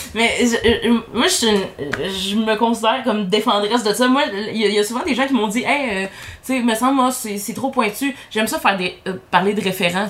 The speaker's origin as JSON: {"language": "French", "town": "Saint-Eustache", "region": "Quebec", "country": "Canada", "said": "je viens de Saint-Eustache, hein, on a moins de gens de l'extérieur"}